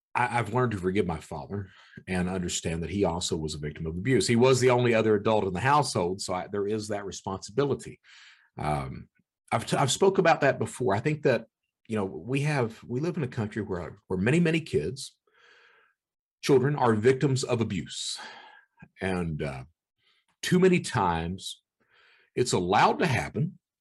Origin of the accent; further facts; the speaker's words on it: Eastern Kentucky, United States; I was born in Eastern Kentucky. My mother was a criminal